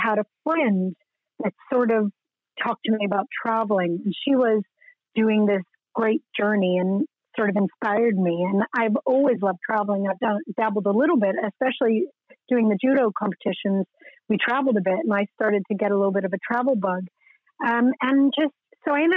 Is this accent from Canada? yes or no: yes; Canada; moved away as an adult; now in Sydney, Australia; As a Canadian